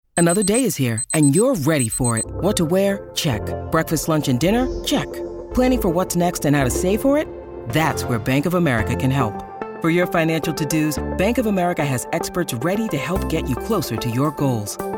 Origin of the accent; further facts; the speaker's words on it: New York City, New York, United States; also born or lived in Connecticut; I was from New York and then we moved to Connecticut and then my mom um, we struggled financially we we were really poor and my we ended up moving back to uh, Brooklyn